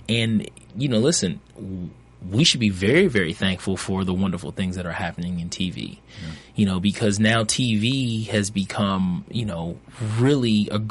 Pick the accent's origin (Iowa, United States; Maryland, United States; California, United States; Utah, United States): Maryland, United States; Baltimore; my life growing up in Baltimore